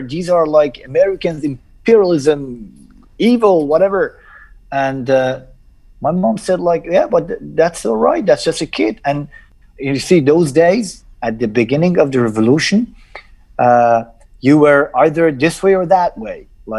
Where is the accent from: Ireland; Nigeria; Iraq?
Iraq; Najaf, Najaf Governorate; born there; Of course, I was born in Najaf, not only because my father was studying theology in Najaf